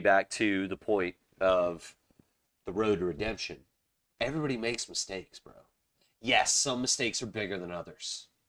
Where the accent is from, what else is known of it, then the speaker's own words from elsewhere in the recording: Charleston, South Carolina, United States; I mean, I grew up in Charleston, South Carolina.